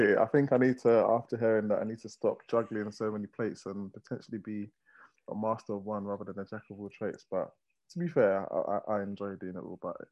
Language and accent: English; London, United Kingdom; So East London, born and bred